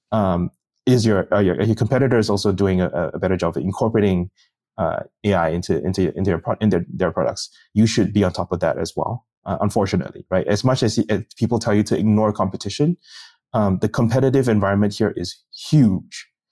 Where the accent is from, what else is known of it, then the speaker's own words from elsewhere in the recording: Singapore; moved away; I'm from Singapore, and that means you have to kinda go back and work in a s-, civil service.